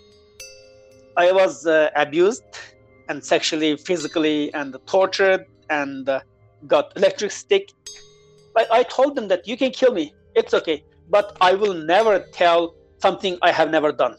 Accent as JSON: {"language": "English", "area": "Uyghur region", "region": "Xinjiang", "country": "China", "tie": "born or raised there", "moved": "yes", "said": "move back to my hometown, Uyghur region"}